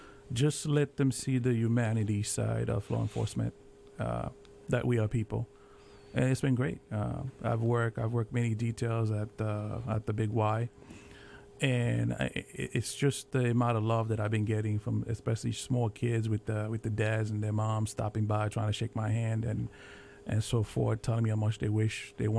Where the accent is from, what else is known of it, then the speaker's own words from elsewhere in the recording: Natick, Massachusetts, United States; Right, my hometown.